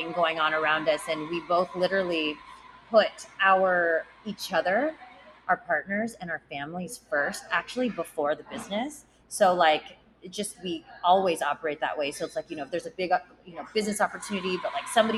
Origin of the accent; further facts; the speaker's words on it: San Diego, California, United States; I grew up in Rancho Bernardo